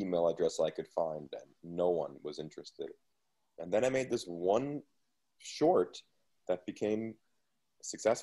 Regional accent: New York City, New York, United States; moved away as an adult; also born or lived in Los Angeles; I grew up in an apartment in Queens next to a video store

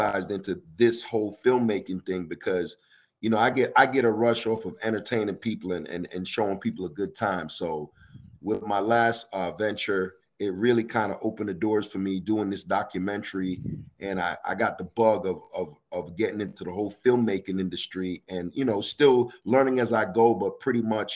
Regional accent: New York City, New York, United States; also born or lived in South Florida / Jamaica (ancestry); now in Houston, United States; I'm a Caribbean background. My family's Jamaican. I was raised in New York City and also lived in Florida, South Florida, and then relocated to Houston.

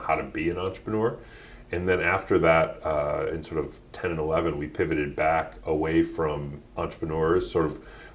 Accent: Detroit, Michigan, United States; also born or lived in Ann Arbor, Michigan / London; I'm originally born and raised in Detroit, although grew up half the time in Ann Arbor

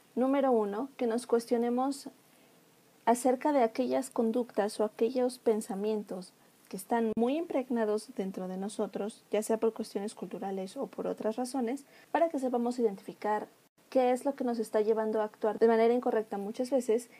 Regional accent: Mexico; nosotros como mexicanos

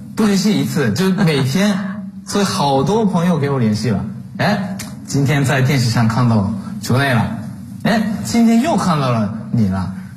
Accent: Japan; moved away as an adult; now in Nanjing, China; 我也是作为一个日本人

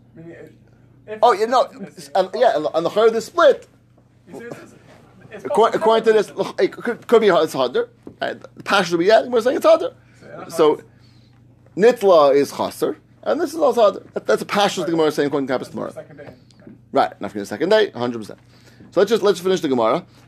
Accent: New York, United States; I grew up in New York.

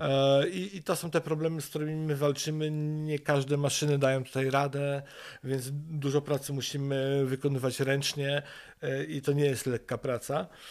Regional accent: Wrocław, Lower Silesian Voivodeship, Poland; moved away as an adult; now in Sokołowiec, Poland; pochodzimy z Wrocławia

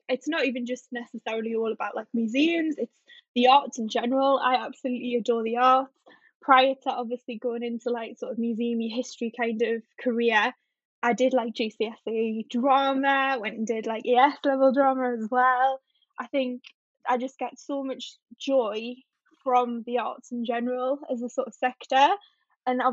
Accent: North Tyneside, North East England, United Kingdom; I'm from North Tyneside, so I'm the other side of the river

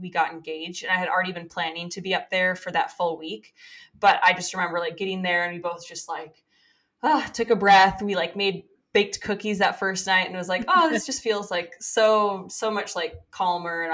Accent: Minnesota, United States; also born or lived in the South (US); now in Green Bay, United States; I'm from Minnesota, so I knew what the cold was like, and I had purposely left Minnesota and gone to the south

